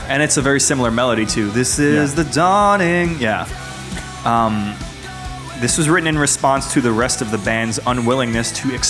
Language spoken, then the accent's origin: English; New York City, New York, United States; growing up on Staten Island.